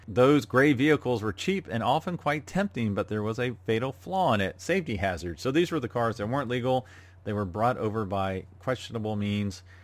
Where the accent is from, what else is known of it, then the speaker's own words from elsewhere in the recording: Jacksonville, Florida, United States; Brumos racing team out of Jacksonville, Florida, my hometown